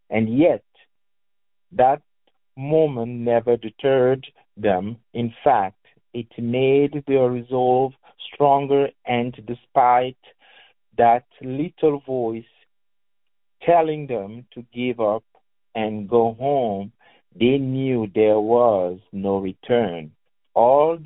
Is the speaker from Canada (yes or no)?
no; Cameroon; now in Louisville, United States; I am originally from Cameroon, which is the West Africa, technically